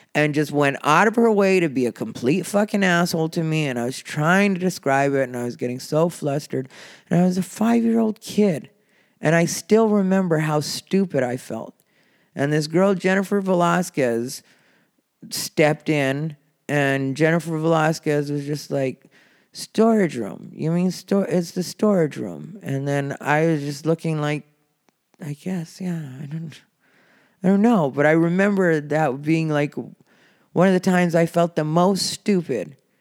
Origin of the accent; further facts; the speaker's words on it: Casa Grande, Arizona, United States; growing up in Casa Grande, Arizona